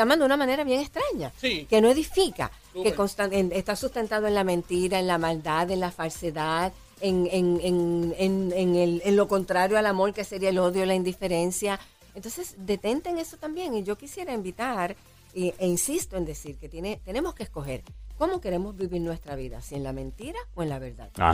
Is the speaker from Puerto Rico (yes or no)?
yes; Puerto Rico; como boricuas si nos provoca placer vivir en nuestra isla